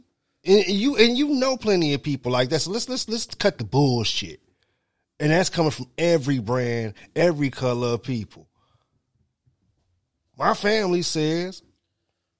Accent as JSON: {"language": "English", "country": "United States", "said": "We Americans"}